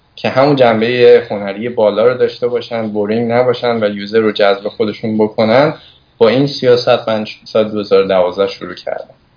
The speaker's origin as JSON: {"language": "Persian", "town": "Tehran", "region": "Tehran Province", "country": "Iran", "tie": "born or raised there", "also_born_or_lived": "Hamadan", "said": "تهران هستم توی محله گیشا هم بزرگ شدم"}